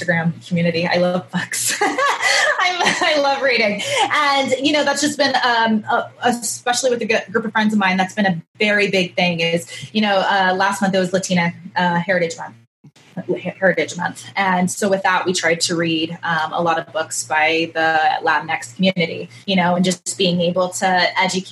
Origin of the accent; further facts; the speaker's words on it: Kansas City, Midwest, United States; now in Southern California, United States; I grew up in the Midwest, there wasn't a ton of mixed people